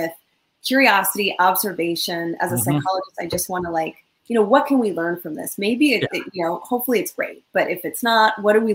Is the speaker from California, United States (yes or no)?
yes; Southern California, United States; I grew up in Southern California, this little girl who liked comics and Batman